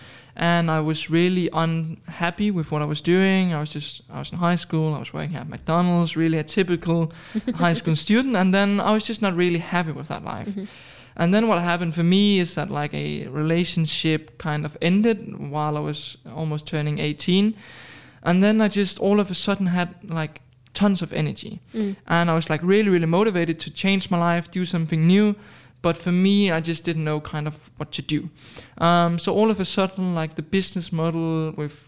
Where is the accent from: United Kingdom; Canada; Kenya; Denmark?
Denmark; moved away as an adult; now in Dubai, United Arab Emirates; originally from Denmark, but I moved to Dubai approximately a year ago